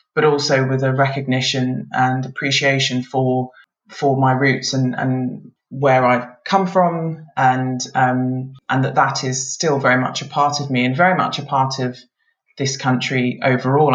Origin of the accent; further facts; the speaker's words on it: England, United Kingdom; also born or lived in Nigeria / Scotland; we lived up in Scotland for a number of years before moving down to England um, when I was uh, about five or six years old, and we've been in England ever since